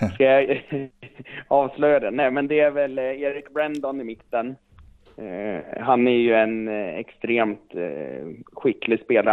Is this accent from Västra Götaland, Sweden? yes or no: no; Östersund, Jämtland, Sweden; moved away; Jag är ju jämte och jag är från Östersund eh, ursprungligen.